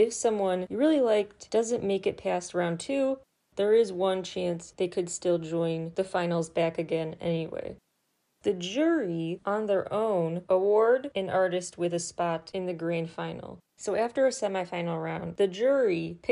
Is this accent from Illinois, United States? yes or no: yes; Illinois, United States; my home state of Illinois